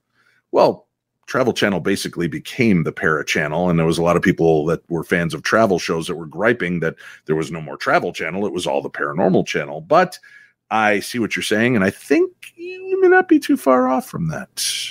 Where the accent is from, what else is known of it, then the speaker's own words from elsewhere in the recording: Brooklyn, New York, United States; I was born in New York City, but we lived in a two-story brownstone in Brooklyn Heights.